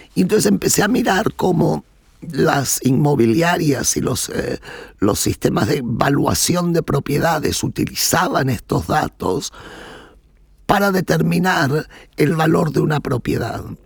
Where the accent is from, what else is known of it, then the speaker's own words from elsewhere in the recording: Berazategui, Buenos Aires Province, Argentina; moved away as an adult; now in Netherlands; yo crecí en Verazategui, que es un suburbio de los suburbios de Buenos Aires